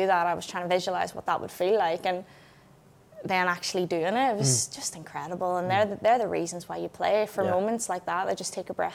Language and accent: English; a small town near Belfast, Northern Ireland, United Kingdom; I'm from a small town in the middle of nowhere. You know, it's, no one's even heard of it. You know, I go across to England and people are like, where are you from? And I'm like, oh, do you know Belfast? I'm kind of near there